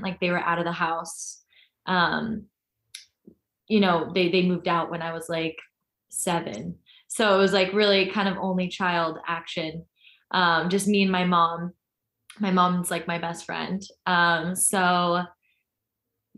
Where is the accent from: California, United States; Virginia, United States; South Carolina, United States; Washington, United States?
California, United States; Orange County; I'm from Orange County, and I was raised with a great family.